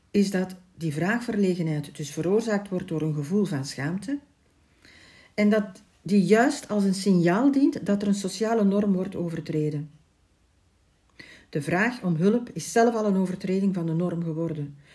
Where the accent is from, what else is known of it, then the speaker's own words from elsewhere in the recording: Ghent, Flanders, Belgium; Ik ben geboren in Gent